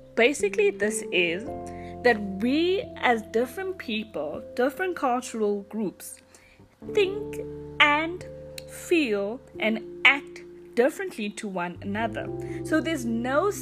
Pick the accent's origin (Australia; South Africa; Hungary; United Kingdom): South Africa; I am from South Africa